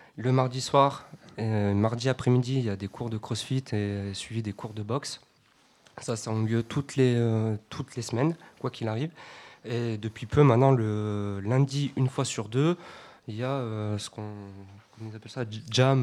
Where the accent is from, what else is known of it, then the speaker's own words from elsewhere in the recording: Grenoble, Auvergne-Rhône-Alpes, France; moi en tant que grenoblois